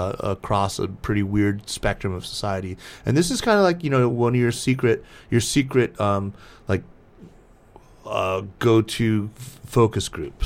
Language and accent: English; United States; moved away as an adult; now in China